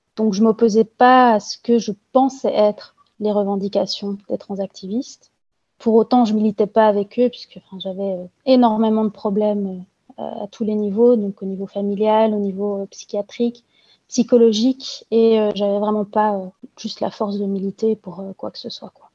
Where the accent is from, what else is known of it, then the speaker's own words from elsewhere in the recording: Belgium; also born or lived in Brussels; je suis belge, je travaille dans l'administration et j'habite à Bruxelles